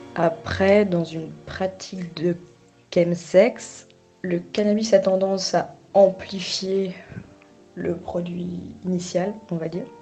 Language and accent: French; Toulouse, Occitania, France; je suis toulousaine d'origine et maintenant j'habite à quelques heures de Toulouse dans la campagne